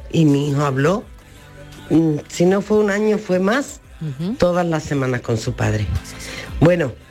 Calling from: Málaga, Andalusia, Spain; de Málaga.

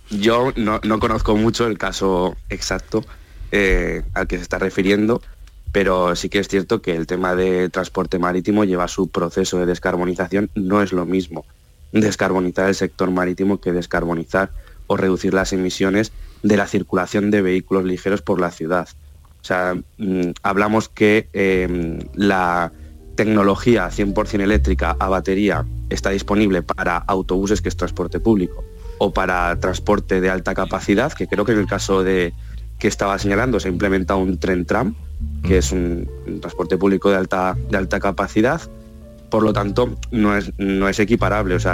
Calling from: Cádiz, Andalusia, Spain; Mm, soy … de Cádiz.

